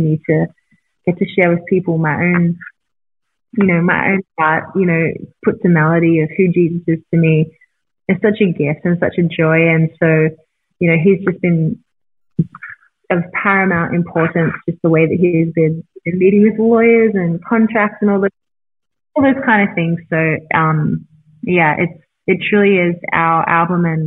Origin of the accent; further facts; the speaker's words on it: Australia; moved away as an adult; now in Newport Beach, United States; I'm Australian and I've never desired to live in America.